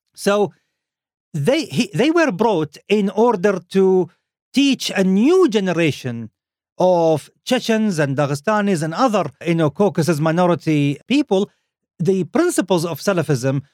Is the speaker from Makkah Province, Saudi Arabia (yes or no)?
no; Khobar, Eastern Province, Saudi Arabia; my hometown. Khobar in Saudi Arabia.